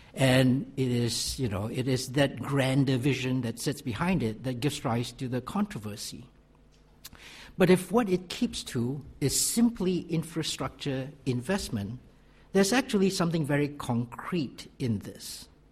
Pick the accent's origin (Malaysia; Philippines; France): Malaysia; I'm from Malaysia.